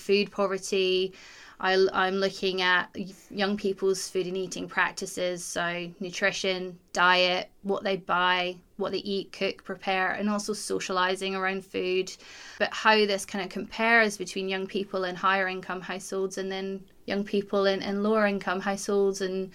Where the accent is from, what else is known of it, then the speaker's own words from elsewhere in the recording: Glasgow, Scotland, United Kingdom; I come from Glasgow